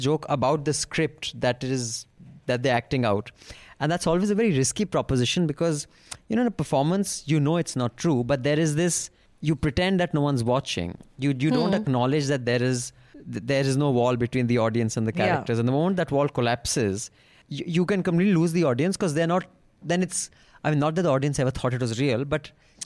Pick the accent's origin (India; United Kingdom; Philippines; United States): India; I'm an Indian sitting in India